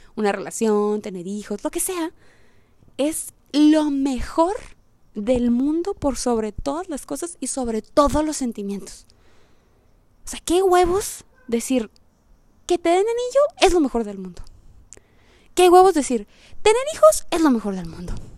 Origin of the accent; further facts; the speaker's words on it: Mexicali, Baja California, Mexico; soy de Mexicali